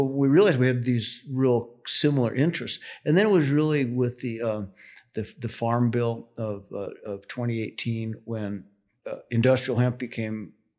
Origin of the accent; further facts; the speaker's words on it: Denver, Colorado, United States; now in Carbondale, United States; And so I grew up in Colorado, grew up in Denver, went to the University of Colorado